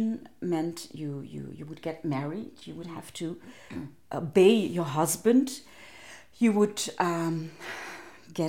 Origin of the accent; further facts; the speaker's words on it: Ghent, Flanders, Belgium; I grew up in Ghent